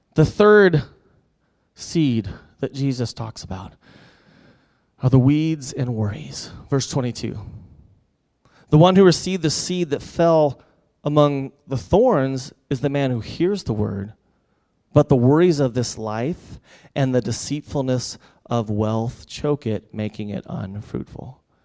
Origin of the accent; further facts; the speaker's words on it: United States; as American